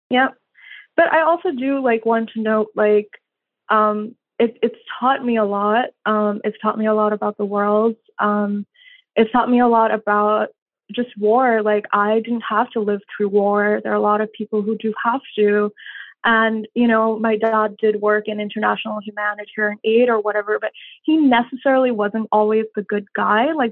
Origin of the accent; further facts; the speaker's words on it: India; moved away as an adult; I grew up in I grew up in India in many different cities. We moved around a lot, and then uh, when I turned 18, I moved here.